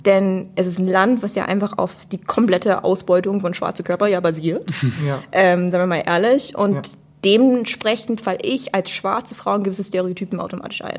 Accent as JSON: {"language": "German", "country": "United States", "moved": "yes", "lives_now": "Germany", "said": "komme eigentlich aus der USA und studiere jetzt hier."}